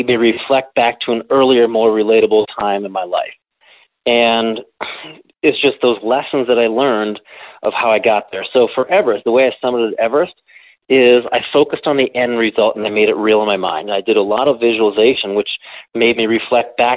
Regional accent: Willard, Ohio, United States; being a teenager growing up in Willard, Ohio.

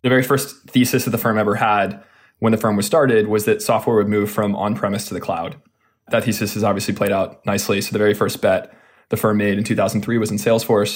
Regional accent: Austin, Texas, United States; now in California, United States; I'm from Austin, Texas

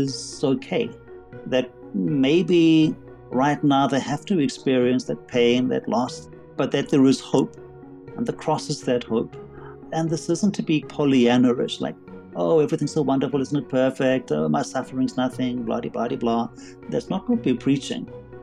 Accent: Durban, KwaZulu-Natal, South Africa; moved away as an adult; also born or lived in London / Berkeley, California / Soweto; now in Johannesburg, South Africa; despite my accent, I actually am South African. So I was born in Durban on the seaside, studied there, went to university

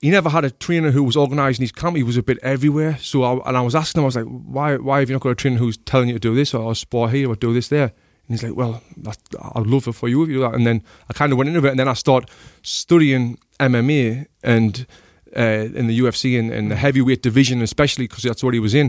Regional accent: Sunderland, North East England, United Kingdom; moved away; I'm from a place called Sunderland in the northeast of England

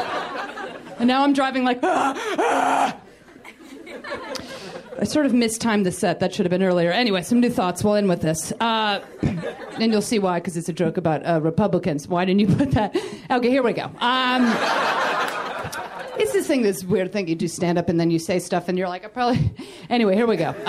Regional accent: New York, United States; moved away as an adult; now in Los Angeles, United States; I had been in Los Angeles almost 8 years, and I'm from New York

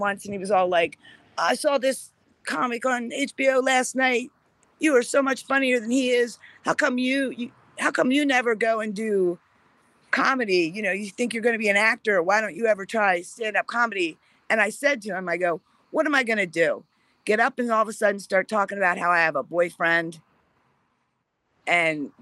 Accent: Columbia, Pennsylvania, United States; now in Southern California, United States; I was born in Columbia, Pennsylvania, on the Susquehanna River

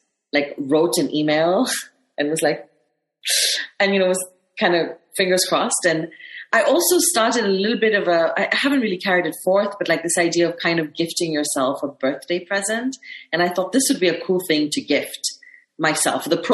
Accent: Kenya; it's always difficult being a Kenyan woman.

